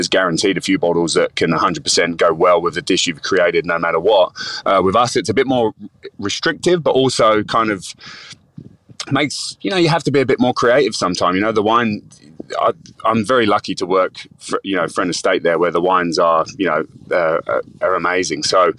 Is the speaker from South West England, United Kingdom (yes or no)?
no; London, United Kingdom; accent: Cockney; So I grew up in London, you know, working class, sort of, you know, Cockney family living in the East End of London.